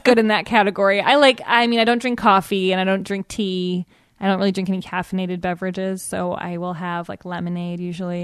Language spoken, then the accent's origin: English; Evanston, Illinois, United States; moved away as an adult; also born or lived in New York; now in Los Angeles, United States; I'm from Chicago. I grew up in Evanston, Illinois.